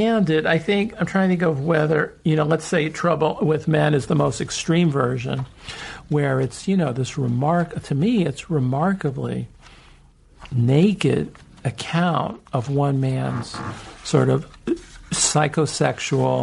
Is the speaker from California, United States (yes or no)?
yes; San Francisco, California, United States; also born or lived in Los Angeles; I grew up in San Francisco and L.A.